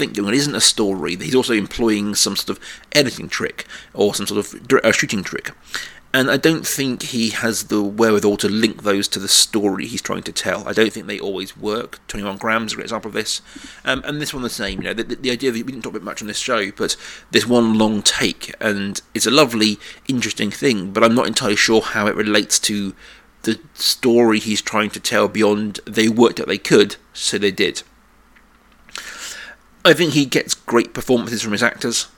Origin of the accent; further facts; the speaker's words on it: South of England, United Kingdom; two white middle-class kids from South England